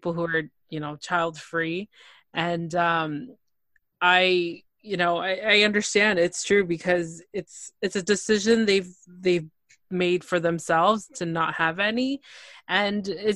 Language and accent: English; Toronto, Ontario, Canada; I'm from Toronto